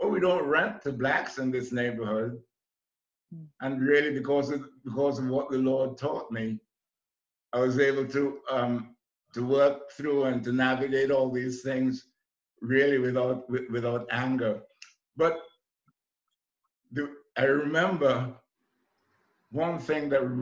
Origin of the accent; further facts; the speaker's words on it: Trinidad & Tobago; moved away as an adult; also born or lived in New York; I came from the West Indies, and in 1961 I was completing a college course in accounting in Trinidad